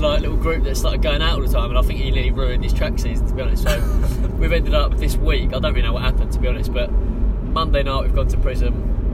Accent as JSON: {"language": "English", "country": "United Kingdom", "said": "I'm British"}